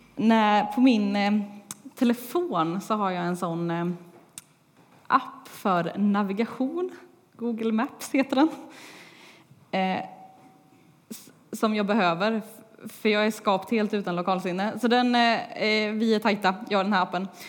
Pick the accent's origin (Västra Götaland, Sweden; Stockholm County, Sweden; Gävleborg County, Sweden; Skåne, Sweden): Västra Götaland, Sweden; Tibro; moved away as an adult; trots att jag inte har bott här på tre år så är det fortfarande Tibro och Lindgatan som är mitt hemma